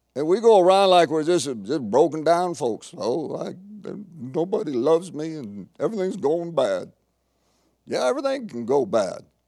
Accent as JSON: {"language": "English", "country": "United States", "said": "being American"}